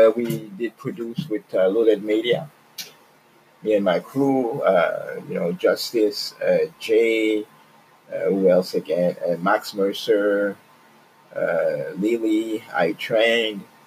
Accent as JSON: {"language": "English", "region": "Quebec", "country": "Canada", "tie": "born or raised there", "moved": "yes", "lives_now": "Toronto, Canada", "said": "I grew up in Quebec"}